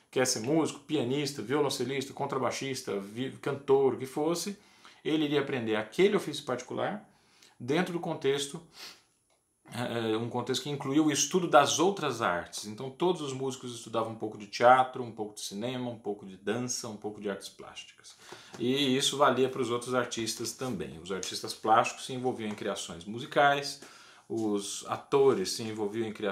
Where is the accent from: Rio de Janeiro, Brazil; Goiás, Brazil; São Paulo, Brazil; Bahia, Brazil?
Goiás, Brazil; Eu sou goiano, eu me formei na escola da professora Maria das Graças Almeida de Araújo Lima, a famosa Graça Lima